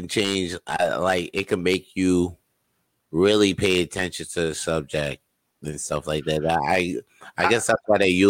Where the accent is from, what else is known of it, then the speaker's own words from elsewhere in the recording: New York, United States; Because I came from New York, like I come here, I'm just like there was a couple when people are kind to me and shit.